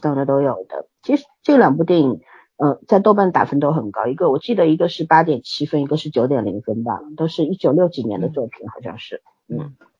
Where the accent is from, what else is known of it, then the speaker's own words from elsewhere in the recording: China; 尤其我们中国人啊，现在长期处在一个十分焦虑的状态底下